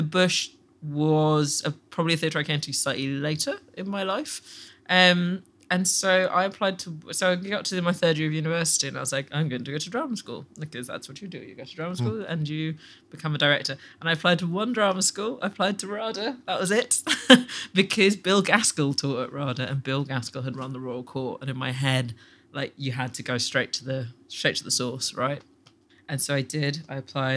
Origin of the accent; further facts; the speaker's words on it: Sudan; also born or lived in England; now in United Kingdom; I'm from Sudan.